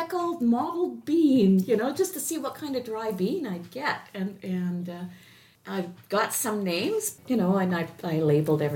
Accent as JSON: {"language": "English", "town": "Oakville", "region": "Ontario", "country": "Canada", "tie": "born or raised there", "also_born_or_lived": "Hearst, Ontario", "said": "as a child growing up in Oakville is where I grew up, so it was in a city."}